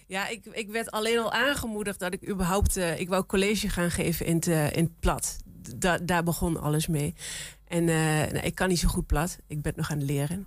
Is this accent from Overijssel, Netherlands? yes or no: yes; Salland, Overijssel, Netherlands; accent: Sallands; kom ik uit Salland en niet uit Twente